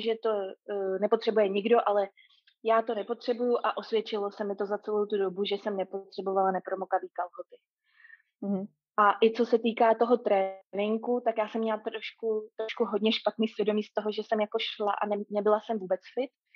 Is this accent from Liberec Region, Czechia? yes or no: no; Prague, Czechia; moved away as an adult; now in Auckland, New Zealand; jsem původem z Prahy